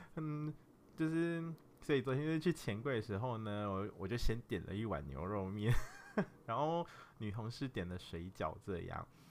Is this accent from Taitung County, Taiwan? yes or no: no; Nantou County, Taiwan; moved away; 我就是从南投来的一个真咖